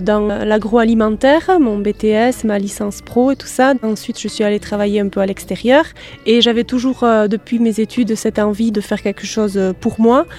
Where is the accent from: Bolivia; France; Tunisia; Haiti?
France; Macaye, Nouvelle-Aquitaine; je suis de Macaï, je suis née à Macaï, j'ai grandi à Macaï